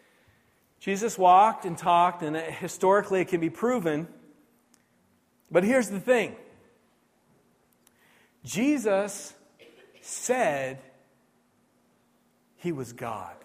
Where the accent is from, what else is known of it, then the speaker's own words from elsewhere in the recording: New Brunswick, Canada; And I grew up here in New Brunswick